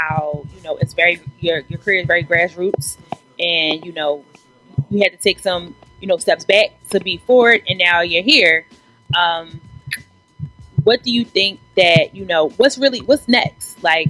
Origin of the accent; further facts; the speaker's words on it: Philadelphia, Pennsylvania, United States; Where do I get what ice from Philly? So, I'm from Uptown.